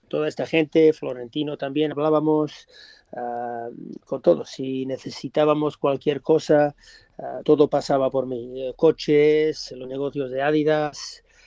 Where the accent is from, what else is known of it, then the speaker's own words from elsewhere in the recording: Australia; moved away; also born or lived in Gijón, Spain / England; cuando nací en Australia